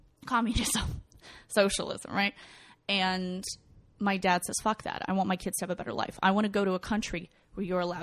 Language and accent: English; Kyiv, Ukraine; moved away; I was born in Ukraine.